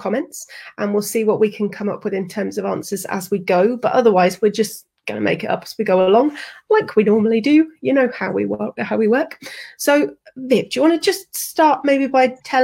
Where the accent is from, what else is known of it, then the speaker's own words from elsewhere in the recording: United Kingdom; I'm very British